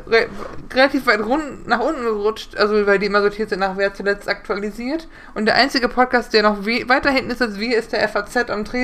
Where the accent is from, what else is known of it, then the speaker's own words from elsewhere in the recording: Neuenkirchen, North Rhine-Westphalia, Germany; Be Mickey Krause kommt aus dem Nachbardorf, aus Wettringen. Also neben dem wunderschönen Neunkirchen, äh, wo ich herkomme.